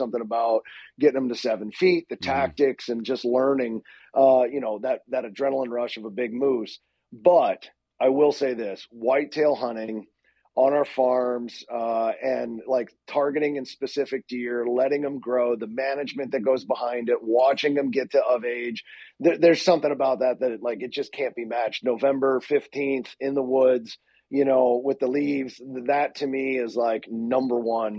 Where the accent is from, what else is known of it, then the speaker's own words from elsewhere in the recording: Pittsburgh, Pennsylvania, United States; I grew up in Pittsburgh, Pennsylvania, and it's basically a religion there.